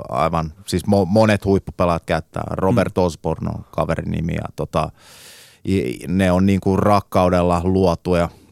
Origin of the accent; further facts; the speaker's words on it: Finland; moved away; also born or lived in England; mä muutin takas Suomeen